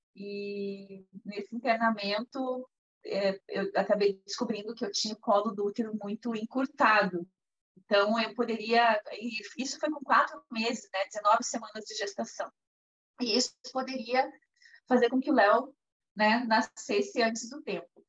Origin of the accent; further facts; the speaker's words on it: Curitiba, Paraná, Brazil; eu sou curitibana, moro aqui no Brasil